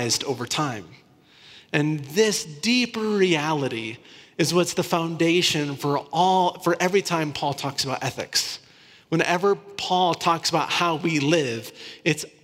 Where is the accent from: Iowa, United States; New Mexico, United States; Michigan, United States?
Iowa, United States; Northern; I grew up in Northern Iowa, so really close to Minneapolis